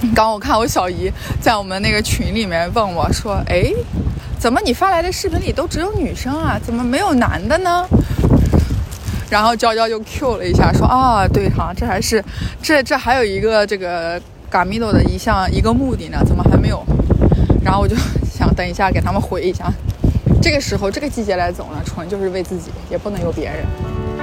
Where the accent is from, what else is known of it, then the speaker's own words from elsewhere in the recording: China; 一个来自中国